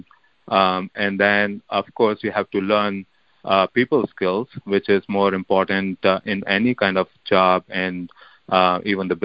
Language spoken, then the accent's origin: English; India; I grew up in India